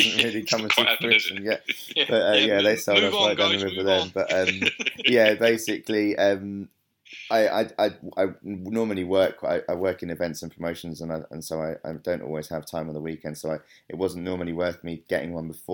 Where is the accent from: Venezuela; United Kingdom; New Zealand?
United Kingdom; London; I'm from North London originally. I was born and bred in Crouch End and Hornsey